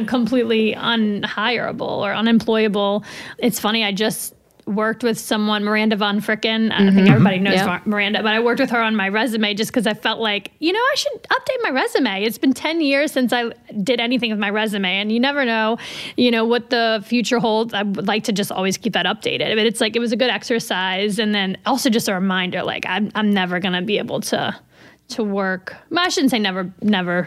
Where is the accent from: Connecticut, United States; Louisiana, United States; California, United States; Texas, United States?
Louisiana, United States; New Orleans; now in Albany, United States; I'm originally from New Orleans